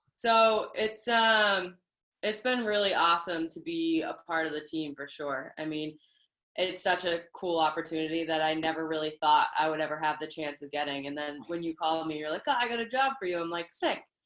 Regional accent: Boston, Massachusetts, United States; I am from Boston

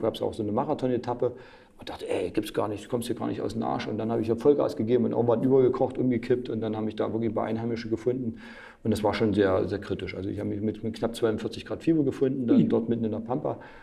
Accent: Mühlhausen, Thuringia, Germany; meinem Heimatort Mühlhausen

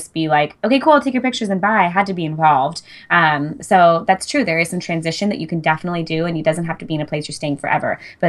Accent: Fresno, California, United States; now in San Luis Obispo, United States; But I moved to San Luis Obispo from the Fresno area. And a lot of my initial clientele was people that I knew from home, because that was like where my roots were the deepest at the time.

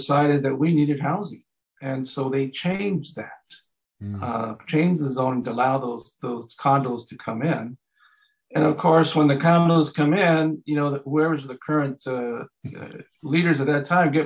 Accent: Santa Barbara, California, United States; when we grew up in Santa Barbara

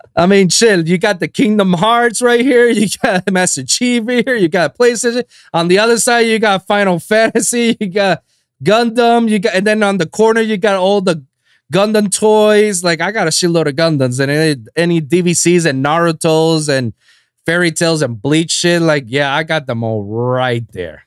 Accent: Guaynabo, Puerto Rico; moved away as an adult; now in Miami, United States; I'm from Guaynabo, next to San Juan.

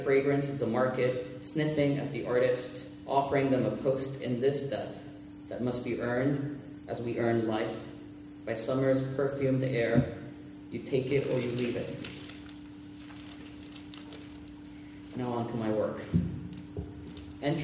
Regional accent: Puerto Rico; first language Spanish; English is a second language; I was born and raised in Puerto Rico, so once in a while my Spanish will assert itself

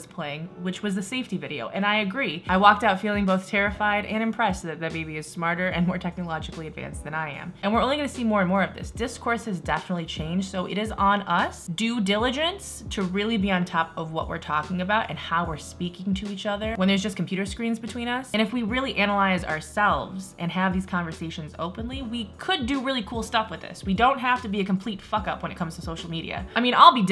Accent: Midwest, United States; I'm from the Midwest

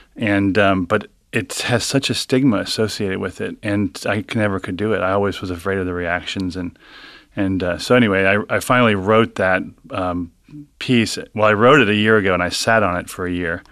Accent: Cincinnati, Ohio, United States; from Cincinnati, grew up in Hyde Park

